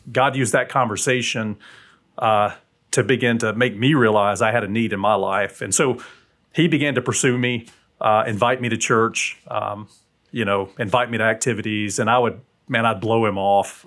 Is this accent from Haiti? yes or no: no; South Alabama, United States; now in Huntsville, United States; my dad was military, and so we moved mm from South Alabama to North Alabama